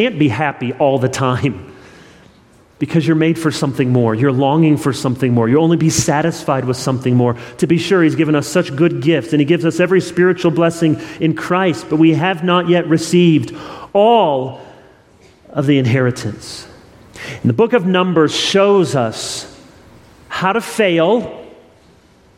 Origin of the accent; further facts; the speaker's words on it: Midwest, Michigan, United States; moved away as an adult; now in the Carolinas, United States; I'm a Midwestern boy originally, and we moved from Michigan 5.5 years ago